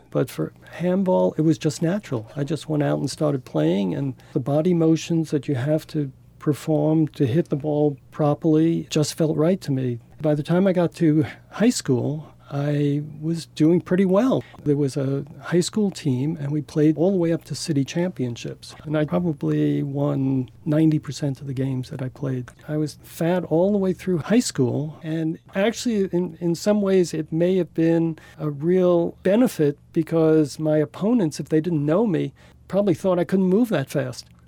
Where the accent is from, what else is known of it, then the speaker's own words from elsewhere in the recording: New York City, New York, United States; moved away; also born or lived in Saint George, Utah; I did grow up in Brooklyn